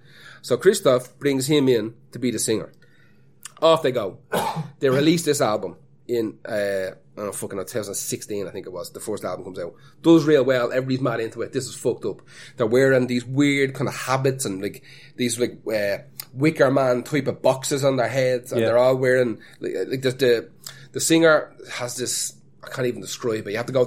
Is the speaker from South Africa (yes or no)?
no; Ireland; As an Irishman